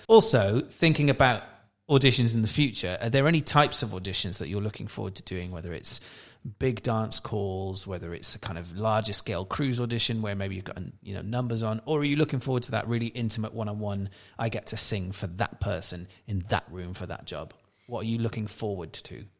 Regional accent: South Wales, United Kingdom; we're both from South Wales

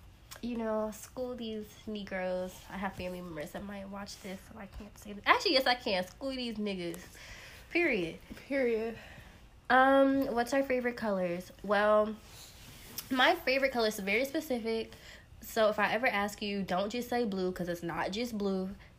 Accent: Florida, United States; I am from the great state of Florida and the greatest county of Broward County, 954, you know.

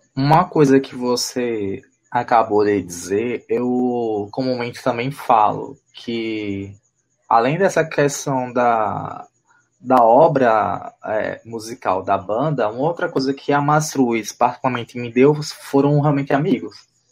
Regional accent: Northeast Brazil, Brazil; a gente como nordestino

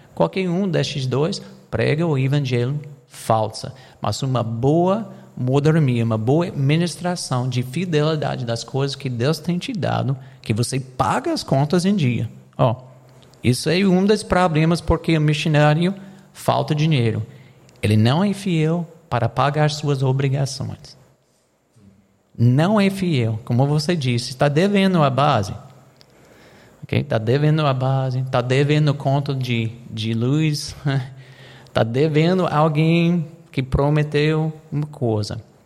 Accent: United States; Portuguese is a second language; now in Brazil; eu sou americano

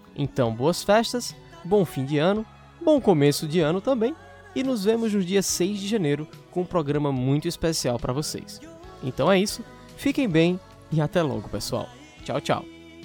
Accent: Pernambuco, Brazil; Eu sou de Pernambuco

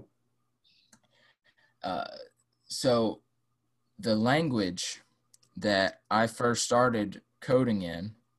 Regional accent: Arkansas, United States; I'm from Arkansas in the USA

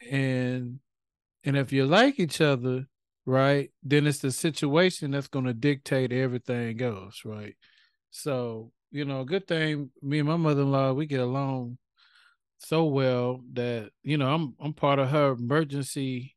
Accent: United States; we are American

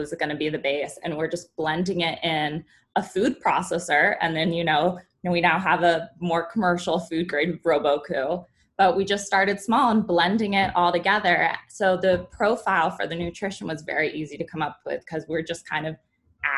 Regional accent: Colorado, United States; now in Washington, DC, United States; I grew up in Colorado before coming to DC

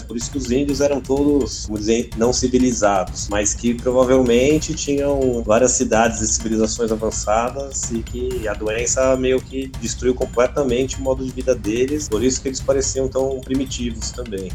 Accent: Santos, São Paulo, Brazil; eu sou de Santos, São Paulo

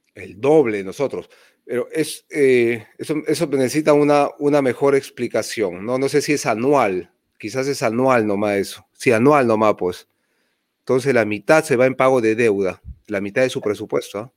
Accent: Peru; yo he nacido en Perú. ¿Qué más originario puede haber que yo que he nacido en Perú?

